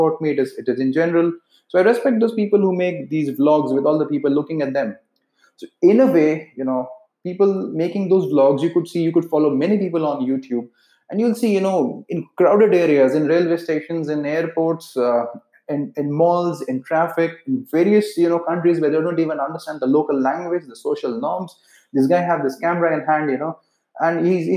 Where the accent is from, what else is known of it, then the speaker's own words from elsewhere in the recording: India; accent: Indian; Being from India, my accent is pretty much Indian